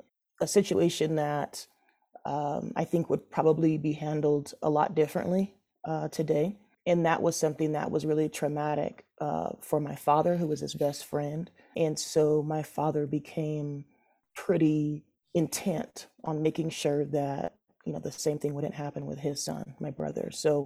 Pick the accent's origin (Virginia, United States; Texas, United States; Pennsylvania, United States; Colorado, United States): Colorado, United States; Denver; I grew up in Denver, in Park Hill, and then moved out to Southeast Denver in the Tech Center in Greenwood Village.